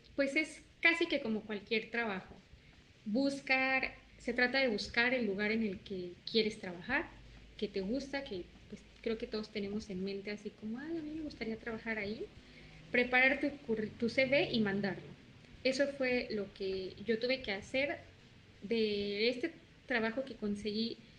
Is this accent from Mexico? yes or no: yes; Puebla, Mexico; moved away as an adult; also born or lived in Sinaloa; now in Quintana Roo, Mexico; Puebla, de donde soy originaria, de donde vive mi familia y mis amigos.